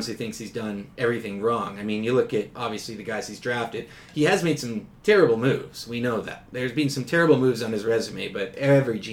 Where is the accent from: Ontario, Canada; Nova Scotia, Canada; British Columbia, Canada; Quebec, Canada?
British Columbia, Canada; Victoria; also born or lived in England; I grew up in Victoria, born and raised. Moved over to England for a bit with the family when I was a kid. Moved back, went to grade 1 over here